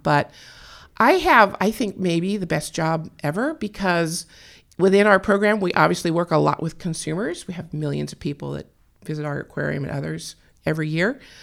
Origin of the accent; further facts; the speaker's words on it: California, United States; I was born and raised in California